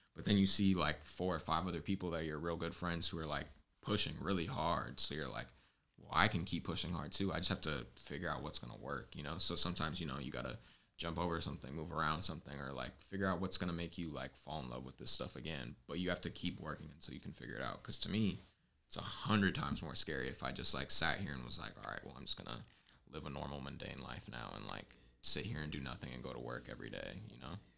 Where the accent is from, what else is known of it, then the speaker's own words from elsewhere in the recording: Southern California, United States; now in San Francisco Bay Area, United States; I'm from SoCal, but it's the Bay Area, Bay